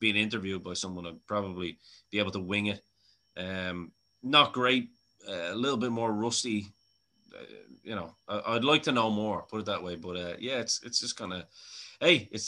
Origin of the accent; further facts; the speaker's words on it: Ireland; I'm an Irishman. I'm a proud fucking 100% pure blood Irishman, as far as I know.